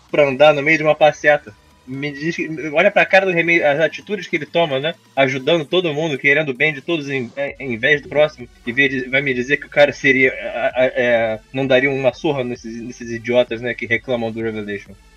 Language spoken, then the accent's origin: Portuguese; Rio de Janeiro, Brazil; Eu, como carioca